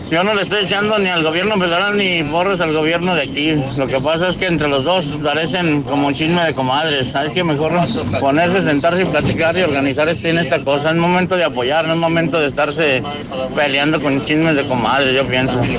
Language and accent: Spanish; Mexico; Yo creo que es un momento de unirnos como mexicanos, tanto gobierno federal como estatal